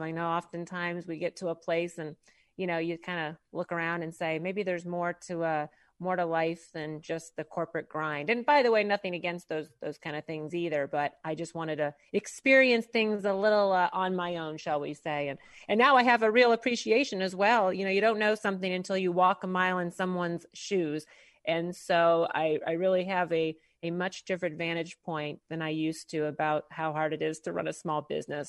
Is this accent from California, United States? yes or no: no; St. Louis, Missouri, United States; now in Maitland, United States; originally born and raised in Saint Louis, Missouri. So, Midwest girl at heart